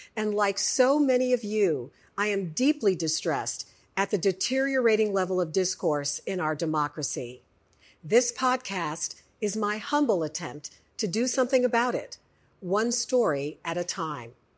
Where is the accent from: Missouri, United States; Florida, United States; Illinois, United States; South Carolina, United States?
Illinois, United States; Chicago; now in Houston, United States; I grew up in Chicago